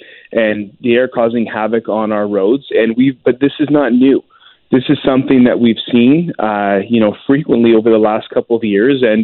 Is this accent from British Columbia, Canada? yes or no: yes; Lower Mainland, British Columbia, Canada; I grew up in the Lower Mainland